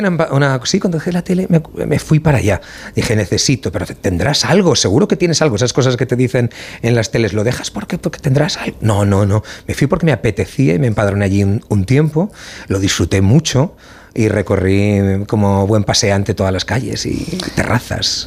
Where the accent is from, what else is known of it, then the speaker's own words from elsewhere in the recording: Valencian Community, Spain; como valenciano